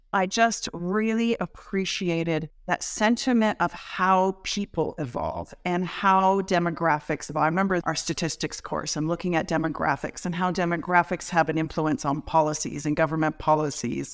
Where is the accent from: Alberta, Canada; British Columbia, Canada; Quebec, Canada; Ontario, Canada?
Ontario, Canada; Welland; I grew up in a rural area of Welland